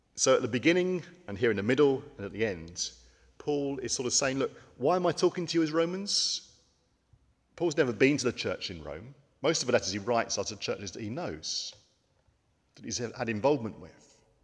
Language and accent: English; United Kingdom; as British people